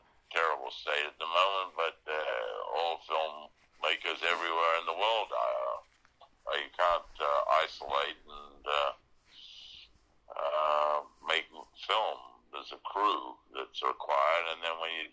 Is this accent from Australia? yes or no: yes; Australia; I come from Australia